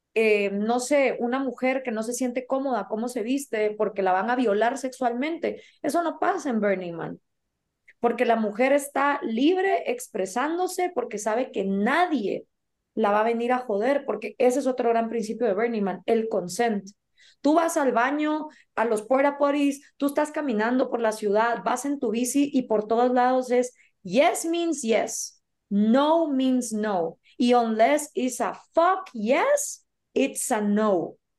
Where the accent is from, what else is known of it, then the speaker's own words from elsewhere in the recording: Guatemala; soy de Guatemala